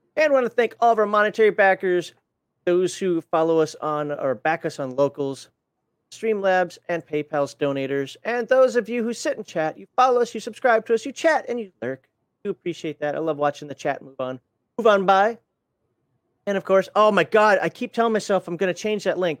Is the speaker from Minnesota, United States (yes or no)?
yes; Minnesota, United States; I'm from Minnesota. I say crayons, not crayons